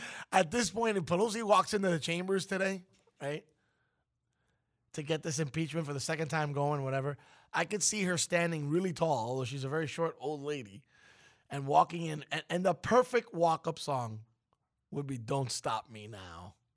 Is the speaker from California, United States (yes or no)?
no; New York City, New York, United States; I'm from Brooklyn